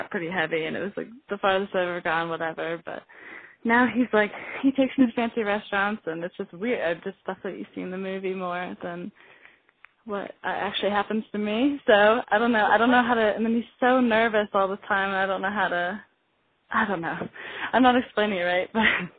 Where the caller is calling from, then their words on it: Colorado, United States; I live in Colorado. I'm 17.